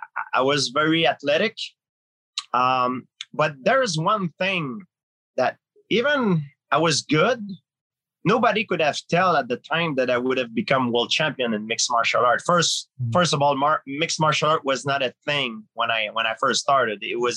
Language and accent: English; Canada; Now I realize it's all wrong because I'm from Canada, you know, and there's much, much worse place.